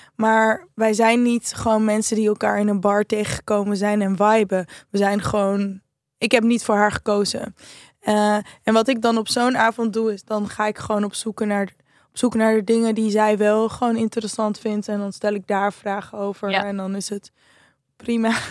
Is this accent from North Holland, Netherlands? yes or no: yes; Amsterdam, North Holland, Netherlands; Als Amsterdammer